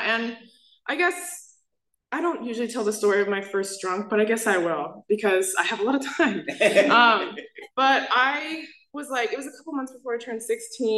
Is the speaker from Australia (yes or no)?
no; South Bay, California, United States; I'm from the South Bay